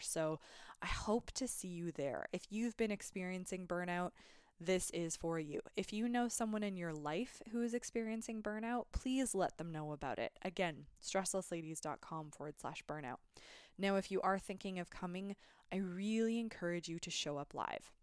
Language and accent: English; Canada; I'm a Canadian